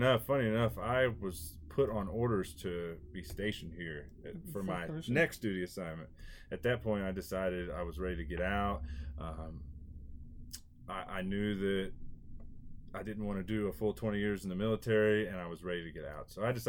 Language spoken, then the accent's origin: English; southeast Kansas, United States; moved away as an adult; also born or lived in Fort Detrick, Maryland; now in Colorado Springs, United States; moved from my hometown in Kansas to Maryland